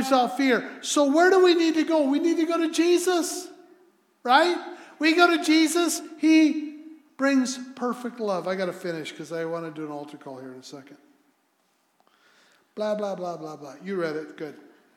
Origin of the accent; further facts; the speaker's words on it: United States; I'm an American.